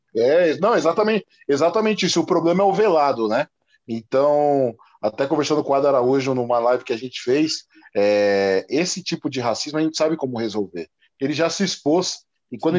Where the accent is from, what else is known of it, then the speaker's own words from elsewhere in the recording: São Paulo, Brazil; eu sou um negro que nasci em São Paulo